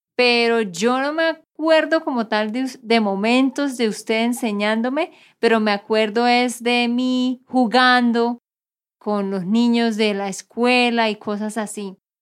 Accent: Santander, Colombia; de Santander, Colombia

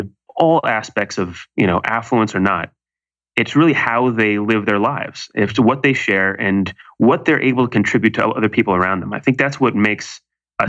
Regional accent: Malibu, California, United States; now in New York City, United States; I grew up in Malibu, California, where there happen to be fabulously wealthy people who have everything

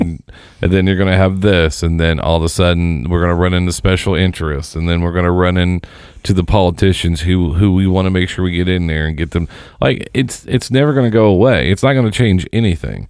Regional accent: Seymour, Indiana, United States; where I grew up in Seymour

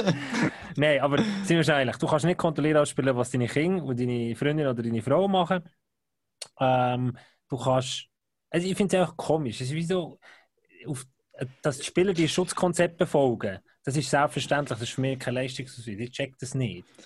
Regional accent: Bern, Switzerland; Ich bin als Berner

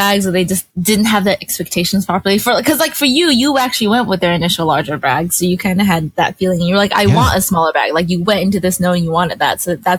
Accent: Northern California, United States; I'm from NorCal-ish. Like, I went to undergrad there, so I have a lot of kind of connections up there

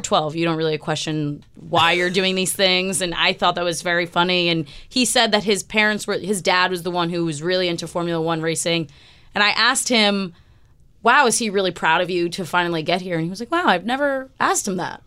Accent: United States; as an American sports fan

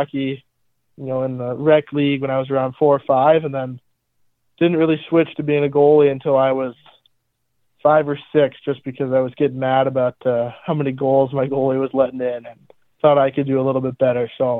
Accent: Melbourne, Florida, United States; now in Youngstown, United States; I am from Melbourne, Florida

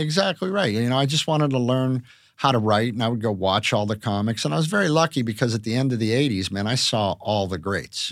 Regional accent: Pittsburgh, Pennsylvania, United States; moved away; growing up in Pittsburgh

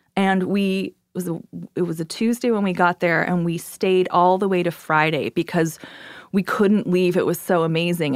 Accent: Canada; also born or lived in New York; now in Brooklyn, United States; I'm Canadian

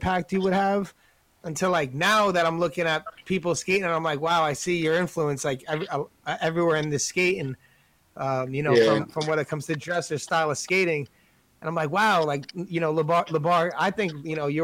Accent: New York, United States; I'm from New York

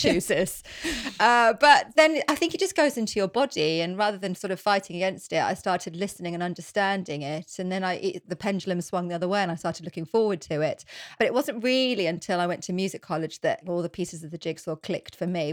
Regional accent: Norfolk, East of England, United Kingdom; also born or lived in North London; now in London, United Kingdom; I grew up in Norfolk and I just went to normal state schools

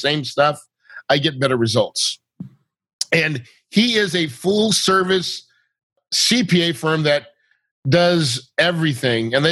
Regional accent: the Ozarks, United States; I'm from the Ozarks

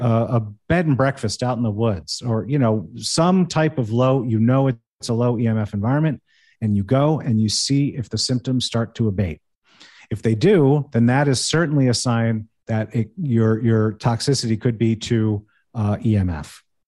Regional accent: United States; moved away; also born or lived in Manhattan, New York City; I grew up right outside New York City. I lived in New York City, in Manhattan for seven years

